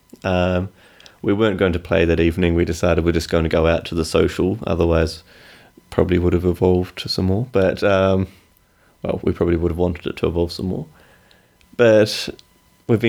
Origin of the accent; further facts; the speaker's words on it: New Zealand; now in London, United Kingdom; I'm Kiwi